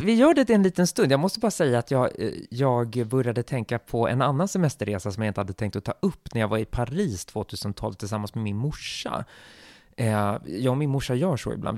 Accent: Sweden; som svensk och västerlänning

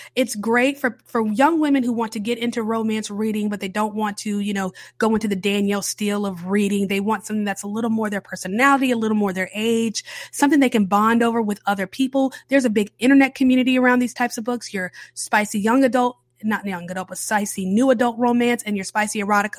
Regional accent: the South, United States; I'm a Southern baby, okay? Born and raised in the South, cornbred Southern

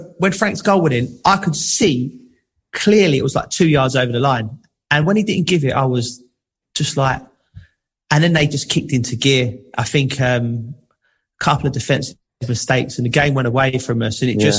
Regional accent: England, United Kingdom; these young lads, we're still English, we're both England fans

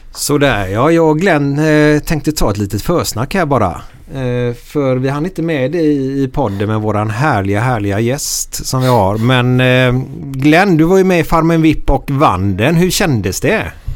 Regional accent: Gothenburg, Västra Götaland, Sweden; där jag växte upp i Frölunda

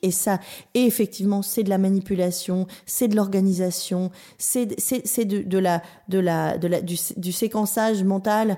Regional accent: Vence, Provence-Alpes-Côte d'Azur, France; moved away; also born or lived in Berkeley, United States; j'ai grandi dans, le sud de la France, à, à Vence, au-dessus de Nice.

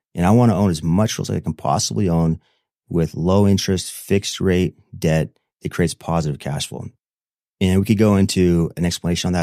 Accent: Manti, Utah, United States; I'm from Manti, Utah

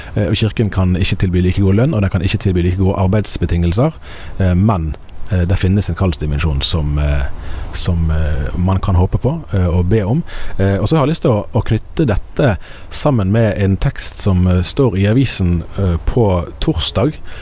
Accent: Bergen, Vestland, Norway; jeg er jo eh, eh miljøskadd som eh, bergenser, sant? og bergensere er jo veldig klar over at vi kommer fra Norges nest største

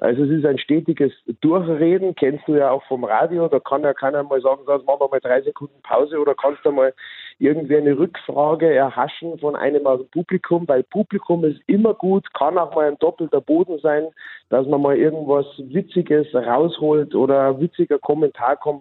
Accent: Bavaria, Germany; ich als Bayer

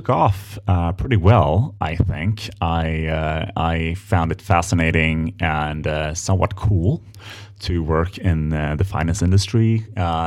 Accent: Stockholm, Stockholm County, Sweden; moved away as an adult; also born or lived in London; I was born and raised in Stockholm, Sweden

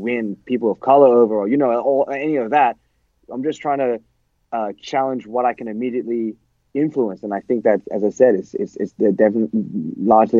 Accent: Australia; we're Australian hardcore. We're Australians.

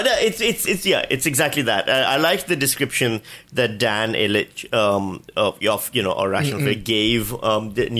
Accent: Pakistan; now in Australia; I come from Pakistan where voter ID is standard

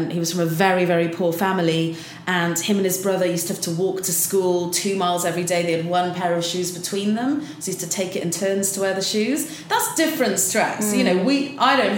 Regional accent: South Wales, United Kingdom; now in London, United Kingdom; I'm from South Wales, where you do see a different community spirit in the valleys

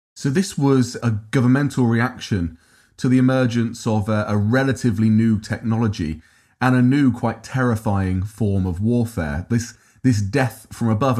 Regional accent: Peterborough, East of England, United Kingdom; I'm from Peterborough originally.

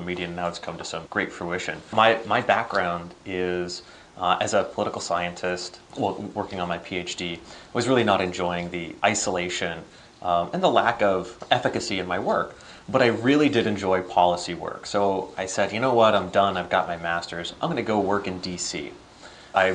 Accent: Northwest Pennsylvania, United States; also born or lived in Washington, D.C.; back in my home state here in Northwest PA

